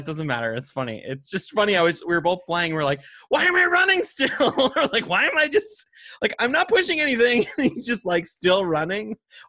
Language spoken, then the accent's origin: English; Montana, United States; Because also, no, like I grew up in Montana.